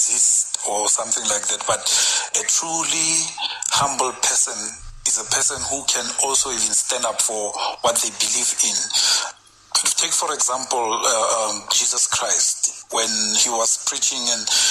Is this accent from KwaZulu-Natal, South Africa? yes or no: no; Pretoria, Gauteng, South Africa; now in De Aar, South Africa; But I come from Ettridgeville